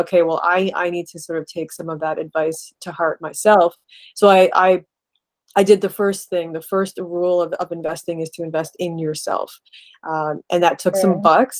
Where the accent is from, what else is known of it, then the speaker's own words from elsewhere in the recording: Canada; my parents are from India. I was born in Canada, and always sort of straddling those two cultures.